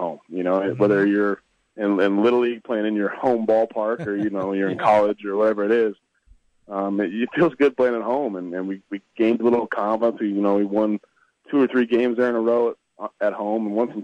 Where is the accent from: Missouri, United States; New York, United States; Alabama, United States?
Missouri, United States; Savannah; moved away as an adult; also born or lived in Kansas City / British Columbia; I played high school ball in Savannah, Missouri. It's, you know, north of St. Joseph, which is north of Kansas City